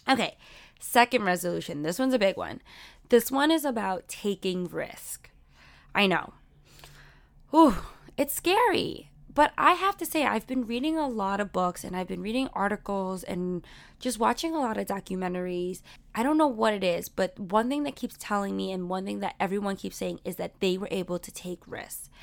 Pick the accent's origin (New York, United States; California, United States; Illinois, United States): New York, United States; New York City; I grew up in Sunset Park, but I'm also on the cusp of Borough Park